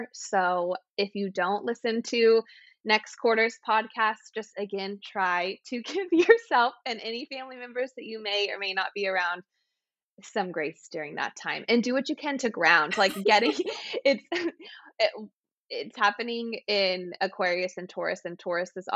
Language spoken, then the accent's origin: English; Texas, United States; moved away; I'm from Texas originally, and I have lived in places with long winters